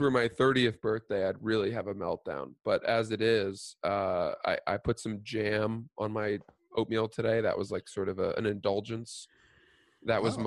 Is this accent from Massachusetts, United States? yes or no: no; Cumberland, Maine, United States; also born or lived in New Jersey; we moved from New Jersey, which is where I was born. We moved up to Maine when I was like four years old, and we rented a house in Cumberland